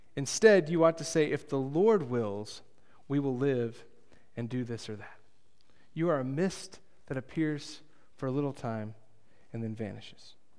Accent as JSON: {"language": "English", "region": "Texas", "country": "United States", "tie": "born or raised there", "said": "My hometown has, I, I could find three people that have gained some level of fame, um, from, uh, from Tohoku, Texas"}